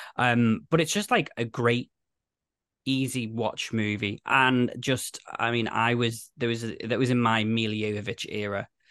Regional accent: United Kingdom; I'm British

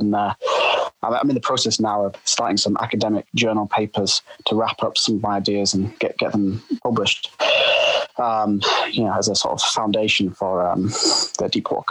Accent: Yorkshire and the Humber, United Kingdom; my hometown in Yorkshire.

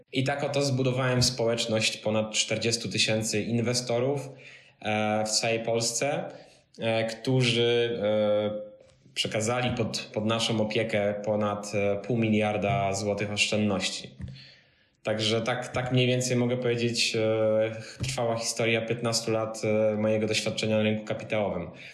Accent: Pionki, Masovian Voivodeship, Poland; moved away as an adult; also born or lived in Wrocław; Ja pochodzę z małej miejscowości e, między Radomiem a Kozienicami w Puszczy Kozienickiej, Pionki

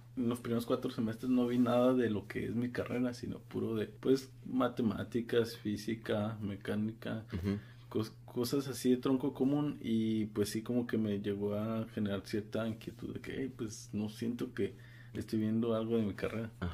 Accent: Guadalajara, Jalisco, Mexico; yo soy de Guadalajara.

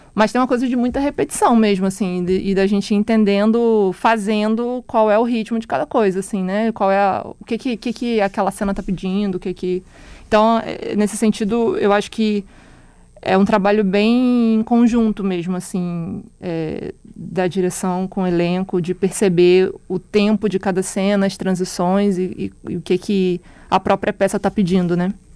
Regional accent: Araruama, Rio de Janeiro, Brazil; also born or lived in Manaus, Amazonas; eu saí de Manaus muito nova, né? Eu, eu, nasci lá, mas eu cresci no interior do Rio de Janeiro, na cidade chamada Araruama

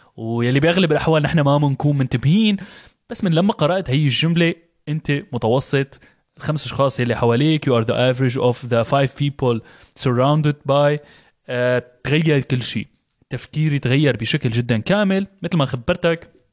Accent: Syria; moved away; انا انا طلعت من من سوريا بلد كان فيها حرب

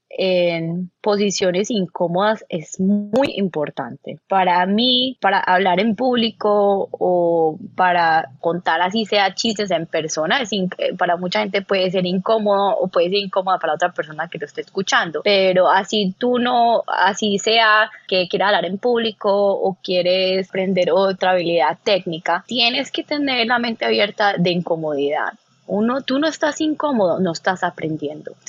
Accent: Colombia; now in United States; Entonces, cuando yo llegué de Estados Unidos, eh, de, perdón, de Colombia, yo sí tenía un acento. Eh, y sobre todo a nivel profesional y estando en Nueva York y en Chicago

